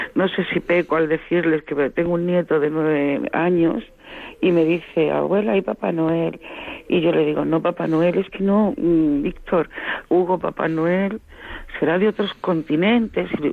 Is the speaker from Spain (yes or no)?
yes; Seville, Andalusia, Spain; moved away; yo soy sevillana y a veces voy a mi pueblo